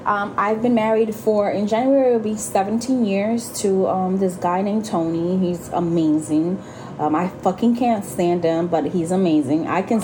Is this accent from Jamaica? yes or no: no; Puerto Rico; I grew up in Puerto Rico. I lived there off and on for a couple, and then I went back in my late teenage years